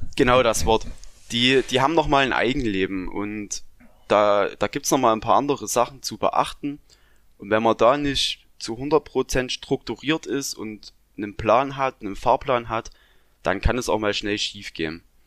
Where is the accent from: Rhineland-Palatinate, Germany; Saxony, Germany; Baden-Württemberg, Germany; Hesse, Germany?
Saxony, Germany; also born or lived in Thuringia; ich komme aus Sachsen